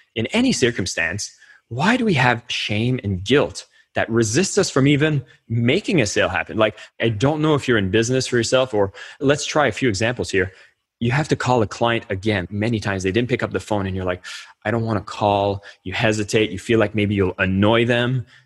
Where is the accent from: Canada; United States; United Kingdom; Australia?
Canada; As a Canadian